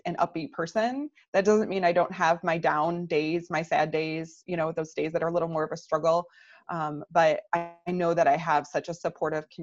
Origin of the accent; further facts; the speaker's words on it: Michigan, United States; now in Naperville, United States; I'm originally from Michigan